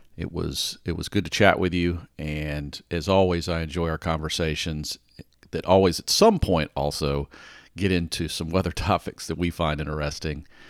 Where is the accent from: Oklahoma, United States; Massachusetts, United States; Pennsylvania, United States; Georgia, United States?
Georgia, United States; Atlanta; I grew up in Atlanta